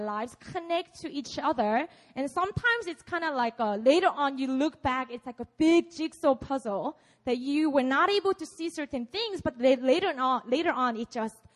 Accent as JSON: {"language": "English", "region": "Busan", "country": "South Korea", "tie": "born or raised there", "second_language": "English", "said": "I grew up in Busan. I was born and raised here. So please excuse my English"}